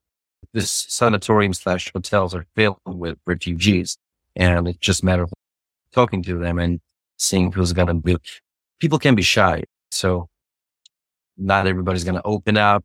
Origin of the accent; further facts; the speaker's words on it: Tbilisi, Georgia; moved away as an adult; now in United States; I'm from Tbilisi, Georgia. Moved to United States in 2015, and I was like 20 years old